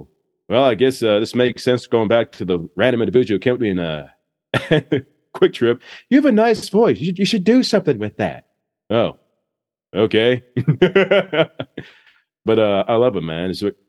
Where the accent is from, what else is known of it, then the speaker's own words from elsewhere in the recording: Kansas City, Missouri, United States; also born or lived in Annapolis, Maryland; I was born in Annapolis, Maryland. Okay. Right near the base. My dad was on the USSR when I was born. He's a lieutenant commander. And after that, we traveled a lot. And when I was like 6 to 30, I lived in Kansas City.